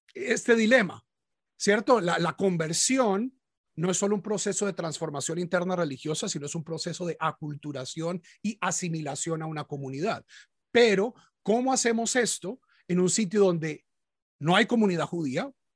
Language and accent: Spanish; Bogotá, Colombia; now in United States; yo, como la mayoría de los colombianos, nací católico en una familia de origen antioqueño, pero en Bogotá